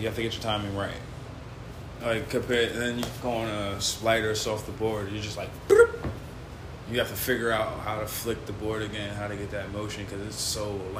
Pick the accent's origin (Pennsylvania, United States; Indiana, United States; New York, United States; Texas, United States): New York, United States; New York City; I'm straight from Queens, man.